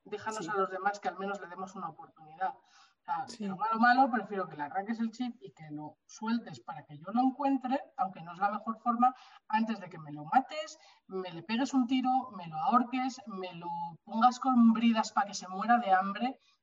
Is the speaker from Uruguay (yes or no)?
no; Bilbao, Basque Country, Spain; moved away as an adult; now in Madrid, Spain; yo soy de Bilbao, pero me mudé a Madrid